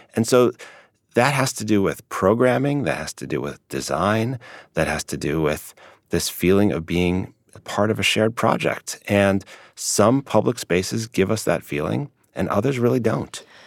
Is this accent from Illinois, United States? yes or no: yes; Chicago, Illinois, United States; I grew up in Chicago